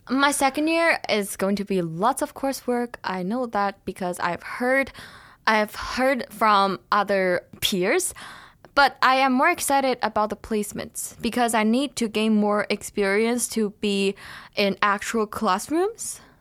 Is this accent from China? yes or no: yes; China; now in Thunder Bay, Canada; I come from China